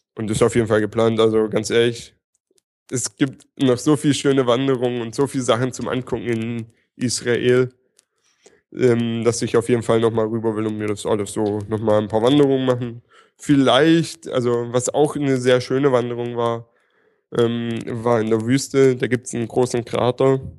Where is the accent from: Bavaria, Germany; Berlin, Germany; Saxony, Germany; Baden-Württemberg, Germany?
Baden-Württemberg, Germany; near Stuttgart; ich komme aus der Nähe von Stuttgart